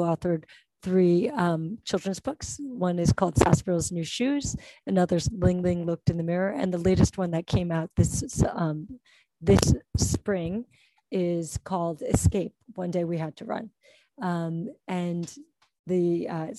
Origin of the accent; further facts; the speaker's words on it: New Jersey, United States; moved away as an adult; also born or lived in New York City / Boston; now in Hong Kong; I grew up in New Jersey